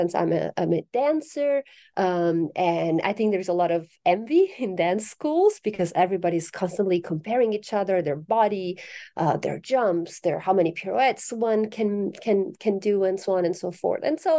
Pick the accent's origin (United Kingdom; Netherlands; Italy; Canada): Italy; I'm originally from Italy, so I correspond to the stereotype of the passionate Italian.